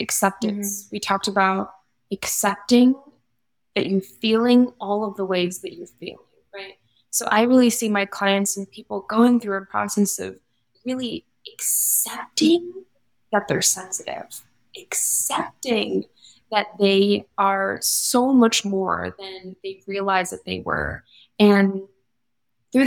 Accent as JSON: {"language": "English", "town": "Las Vegas", "region": "Nevada", "country": "United States", "tie": "born or raised there", "said": "based here in Las Vegas, born and raised."}